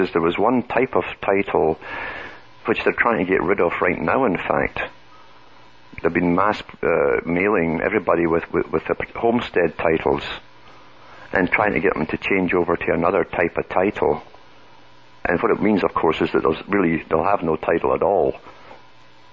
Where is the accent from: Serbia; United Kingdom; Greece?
United Kingdom; moved away; I come from Britain